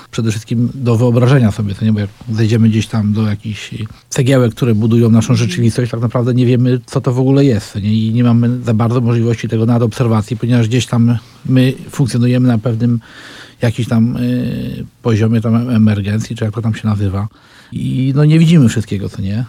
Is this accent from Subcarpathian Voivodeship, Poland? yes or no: yes; Lesko, Subcarpathian Voivodeship, Poland; mieszkałem w dzieciństwie tam w Lesku